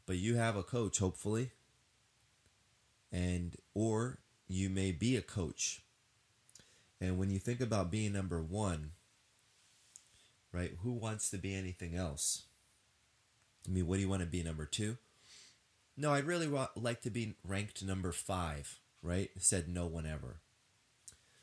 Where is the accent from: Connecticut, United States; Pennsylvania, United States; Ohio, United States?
Connecticut, United States; Norwalk; I was born and raised in Connecticut, South Norwalk, which is like one of the southernmost parts of Connecticut.